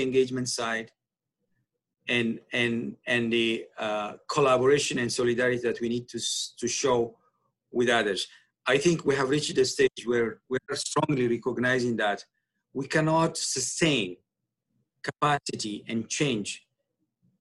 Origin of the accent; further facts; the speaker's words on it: Asmara, Maekel, Eritrea; moved away as an adult; now in Toronto, Canada; originally I was born and grew up in Asmara, Eritrea